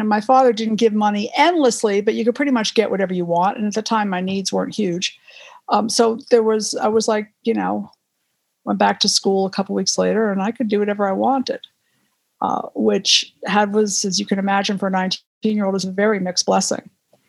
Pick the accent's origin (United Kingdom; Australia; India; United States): United States; East Coast; I grew up in the East Coast, you know, rolling hills, you know, well-worn with time